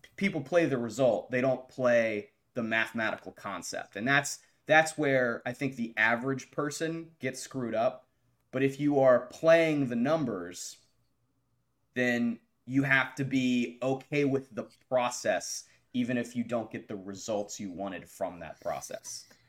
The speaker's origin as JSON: {"language": "English", "town": "Morgantown", "region": "West Virginia", "country": "United States", "tie": "born or raised there", "said": "I'm a J M U alum, but I grew up in Morgantown"}